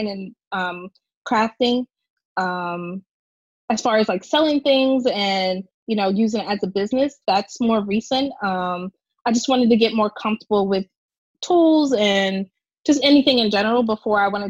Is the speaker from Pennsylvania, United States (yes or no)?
yes; Levittown, Pennsylvania, United States; I grew up in the suburbs of Philadelphia. So it's a small little town, Levittown.